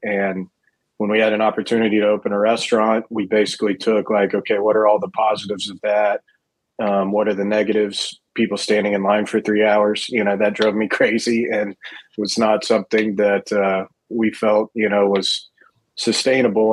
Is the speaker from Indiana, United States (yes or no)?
no; Fort Worth, Texas, United States; I'm born and raised in Fort Worth